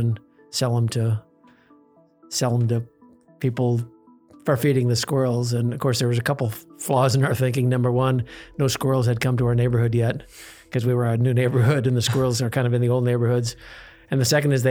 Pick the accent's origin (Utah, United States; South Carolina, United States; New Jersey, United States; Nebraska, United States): Nebraska, United States; Fremont; also born or lived in Reno, Nevada / Colorado Springs, Colorado / Lincoln, Nebraska; I grew up in Fremont, born in Fremont